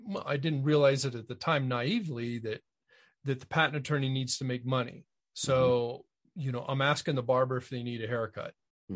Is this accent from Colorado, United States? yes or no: no; Connecticut, United States; I grew up in Connecticut.